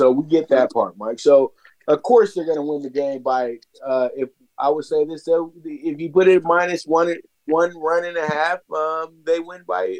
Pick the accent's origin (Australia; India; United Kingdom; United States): United Kingdom; England; I'm from England.